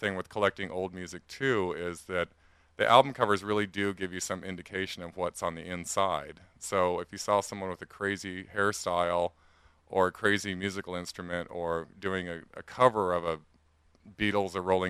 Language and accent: English; San Diego, California, United States; when I was younger, growing up in San Diego